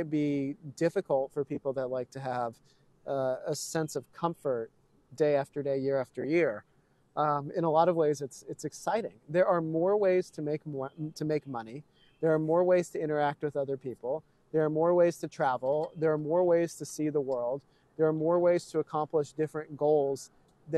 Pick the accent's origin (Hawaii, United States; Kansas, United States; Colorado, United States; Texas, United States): Texas, United States; neither of my parents grew up in Texas, right? So, you know, they've moved in from elsewhere. I'm a proud Texan, but I've always lived in this sort of coddled suburban environment